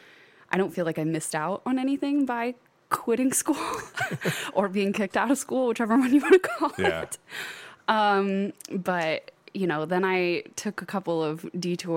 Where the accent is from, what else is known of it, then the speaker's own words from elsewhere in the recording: Ida, Michigan, United States; moved away as an adult; also born or lived in England; now in Toledo, United States; I'm from Michigan originally. So I'm from Monroe County in Ida, in the middle of the cornfields and stuff